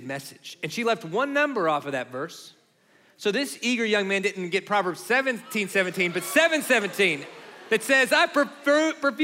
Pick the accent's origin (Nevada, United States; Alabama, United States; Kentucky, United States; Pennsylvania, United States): Kentucky, United States; where we grew up in Kentucky